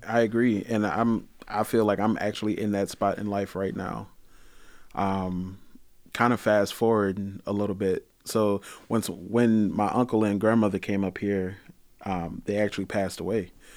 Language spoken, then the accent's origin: English; Detroit, Michigan, United States; also born or lived in Pontiac, Michigan; I grew up in Detroit